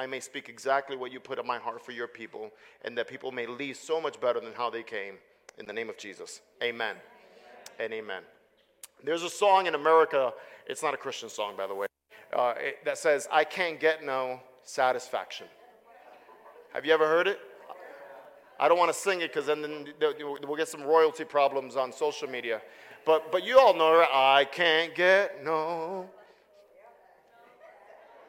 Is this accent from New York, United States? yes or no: yes; New York City, New York, United States; moved away; I am originally from Brooklyn, New York.